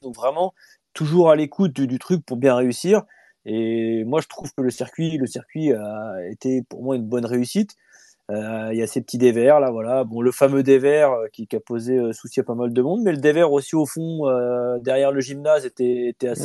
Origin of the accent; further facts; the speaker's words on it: France; chez nous, en France